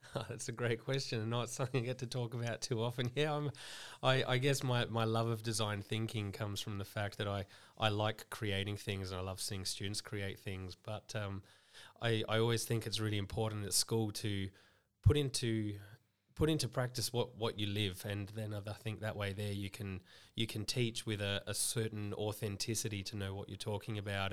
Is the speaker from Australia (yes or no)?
yes; Adelaide, South Australia, Australia; moved away as an adult; now in Millicent, Australia; I grew up in Adelaide